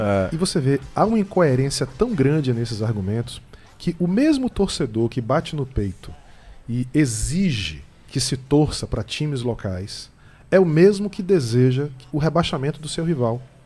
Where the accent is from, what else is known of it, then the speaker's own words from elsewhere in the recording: Bahia, Brazil; Eu sou baiano, moro aqui, torço para um time da Bahia, sou Bahia